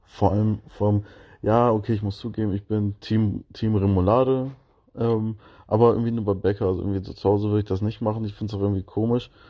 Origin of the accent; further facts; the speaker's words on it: Northern Germany, Germany; Dann denkt man sich so als, als Norddeutscher, wenn man da langläuft mit so einem ausfriesischen Charme, ähm, so, ja, wieso haben die hier keine Gummistiefel an?